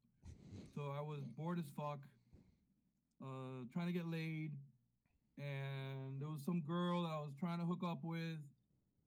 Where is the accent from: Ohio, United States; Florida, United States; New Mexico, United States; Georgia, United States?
Florida, United States; Miami; now in Washington metropolitan area (DMV), United States; I'm from Miami, Florida. I'm Cuban American